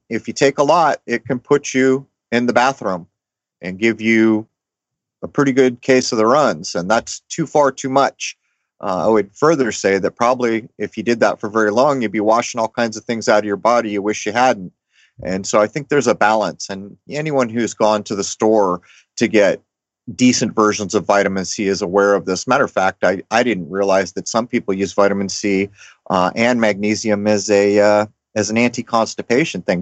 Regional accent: Southern California, United States; I grew up in Southern California from the 70s and the 80s

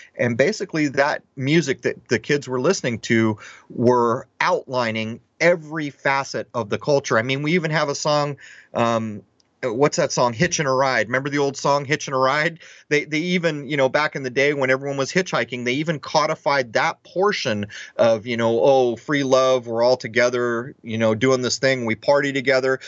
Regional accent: Southern California, United States; growing up in Southern California

